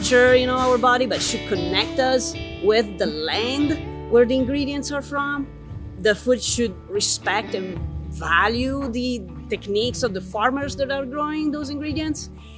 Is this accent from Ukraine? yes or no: no; Italy; moved away as an adult; also born or lived in Florence; now in Bloomington, United States; I come from Italy, and I live in Bloomington